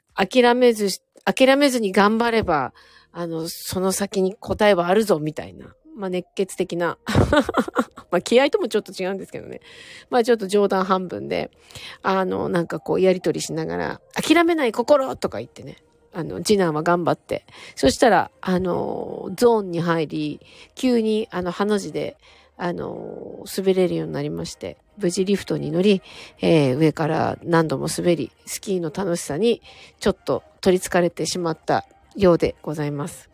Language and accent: Japanese; Sapporo, Hokkaido, Japan; moved away; 札幌はですね、私札幌なんですけど